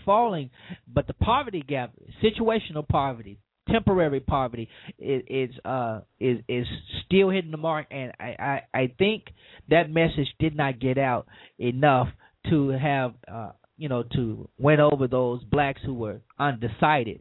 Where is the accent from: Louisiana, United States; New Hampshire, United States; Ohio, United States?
Louisiana, United States; my home state, Louisiana, which is the prison capital of the world